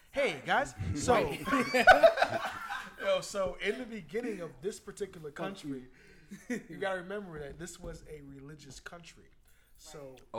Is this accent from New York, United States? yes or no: yes; New York, United States; I was from New York, so everything is a nigga.